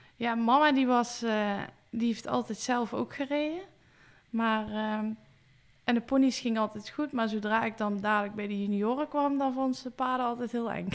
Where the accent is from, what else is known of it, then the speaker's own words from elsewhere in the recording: Weert, Limburg, Netherlands; ik ben geboren in Weert